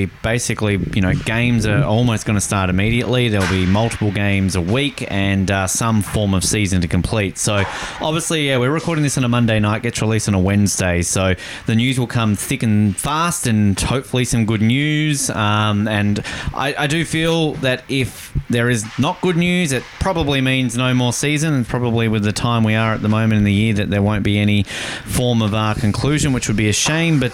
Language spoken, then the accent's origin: English; Hobart, Tasmania, Australia; my hometown, Hobart Hurricanes.